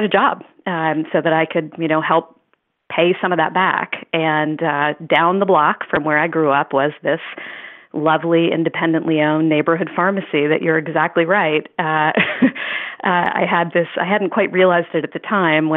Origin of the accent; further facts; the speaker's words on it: Washington, District of Columbia, United States; growing up on the Hill, in the 70s and the 80s, Capitol Hill